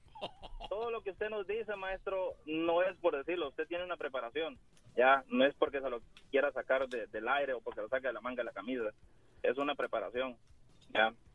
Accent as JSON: {"language": "Spanish", "country": "El Salvador", "moved": "yes", "lives_now": "Houston, United States", "said": "Soy del Salvador"}